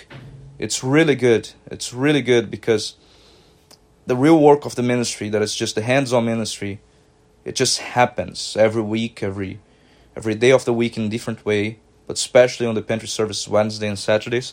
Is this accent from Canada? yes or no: no; Brazil; moved away as an adult; now in Grand Rapids, United States; I'm originally from Brazil.